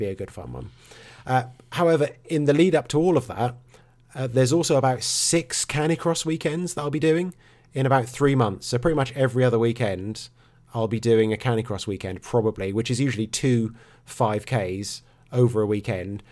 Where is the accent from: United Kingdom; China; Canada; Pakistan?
United Kingdom; Norfolk, East of England; I'm from Norfolk.